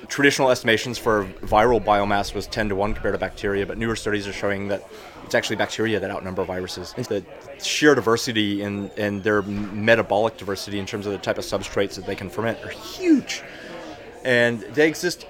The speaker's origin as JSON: {"language": "English", "region": "Texas", "country": "United States", "also_born_or_lived": "New York", "moved": "yes", "said": "I'm from Texas"}